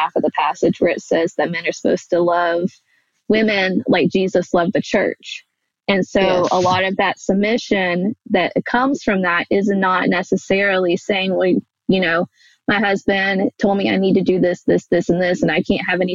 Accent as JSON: {"language": "English", "region": "Alabama", "country": "United States", "tie": "born or raised there", "said": "growing up in the Bible Belt and, like, you know, nowhere Alabama"}